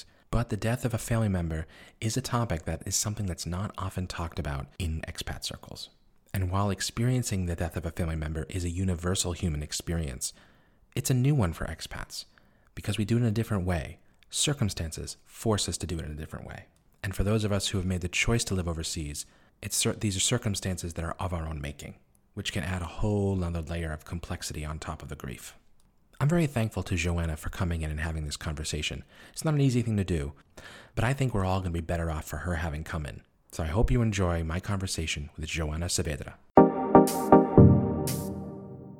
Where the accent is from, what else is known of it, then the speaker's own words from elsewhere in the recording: Boston, Massachusetts, United States; moved away as an adult; now in Beijing, China; I always identify as someone from Boston. I'm a Bostonian